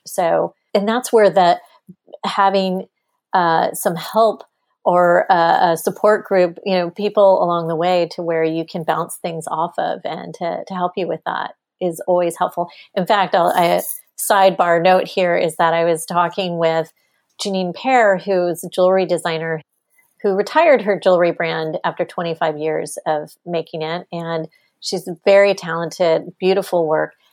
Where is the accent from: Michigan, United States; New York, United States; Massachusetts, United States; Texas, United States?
Texas, United States; I'm a Texan. I grew up in Texas.